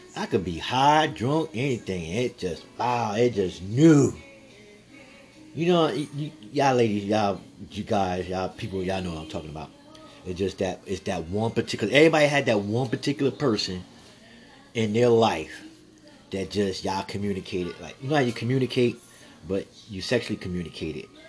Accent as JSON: {"language": "English", "town": "San Antonio", "region": "Texas", "country": "United States", "said": "I'm from Texas, live from Texas, San Antonio"}